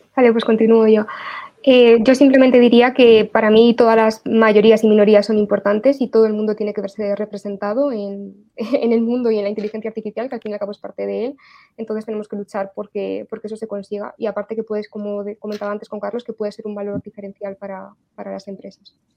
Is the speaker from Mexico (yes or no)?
no; Spain; la identidad que tenemos nosotros en España como españoles